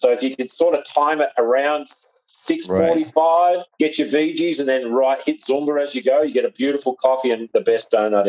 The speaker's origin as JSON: {"language": "English", "region": "Western Australia", "country": "Australia", "also_born_or_lived": "San Diego, United States", "moved": "as an adult", "lives_now": "Tulsa, United States", "said": "I'm a West Australian San Diegan that's living in Tulsa."}